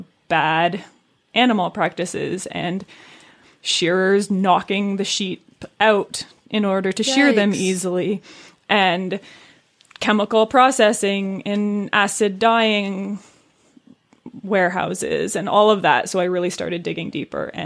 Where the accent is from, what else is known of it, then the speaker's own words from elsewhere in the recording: Brooke Valley, Ontario, Canada; I grew up in Brook Valley